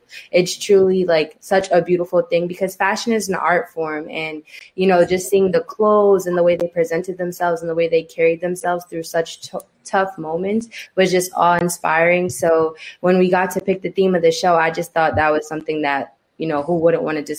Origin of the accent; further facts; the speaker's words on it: New York City, New York, United States; a lot of my family members actually were a part of the ballroom culture, you know, back in the 90s in New York City, because I'm from New York.